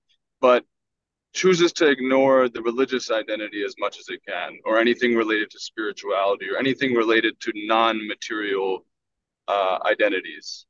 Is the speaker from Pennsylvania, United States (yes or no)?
yes; Philadelphia, Pennsylvania, United States; I'm from the Philadelphia area